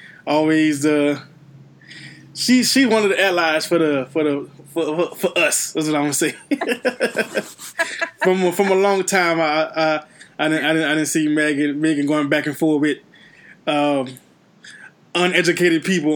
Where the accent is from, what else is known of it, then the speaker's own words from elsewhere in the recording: Louisiana, United States; Yeah, I mean, we're all from Louisiana in here, and we can say, it's all right.